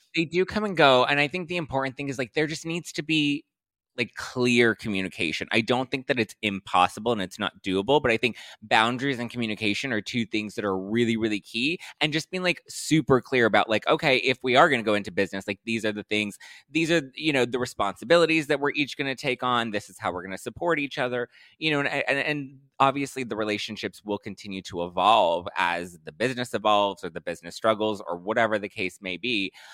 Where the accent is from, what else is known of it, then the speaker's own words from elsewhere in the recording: Los Angeles, California, United States; born and raised in L